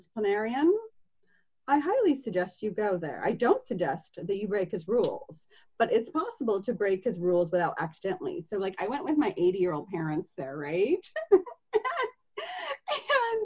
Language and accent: English; Seattle, Washington, United States; I'm from Seattle. I live in Seattle